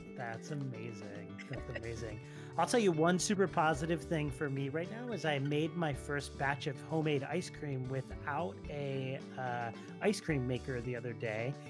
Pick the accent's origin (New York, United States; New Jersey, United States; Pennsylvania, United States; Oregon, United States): Pennsylvania, United States; just outside of Philadelphia; Janine, and I are from just outside of Philadelphia, where it is really just sweaty all the time